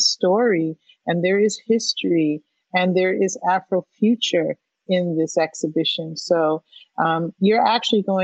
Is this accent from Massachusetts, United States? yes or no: yes; Springfield, Massachusetts, United States; moved away; I'm from Springfield, Massachusetts.